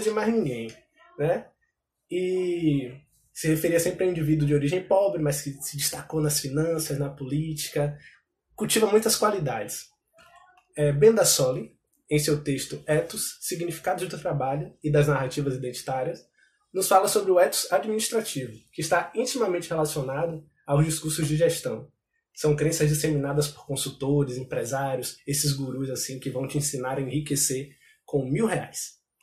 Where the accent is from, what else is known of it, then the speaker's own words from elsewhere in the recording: Brazil; enquanto brasileiros